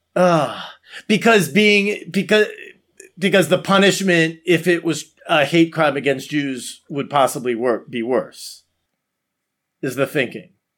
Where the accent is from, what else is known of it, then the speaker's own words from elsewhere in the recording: Florida, United States; Florida, my home state